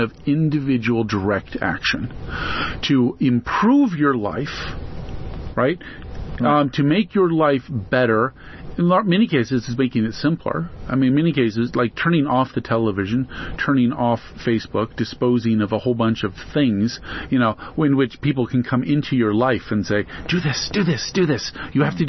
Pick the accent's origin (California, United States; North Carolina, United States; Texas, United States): California, United States; where I grew up in California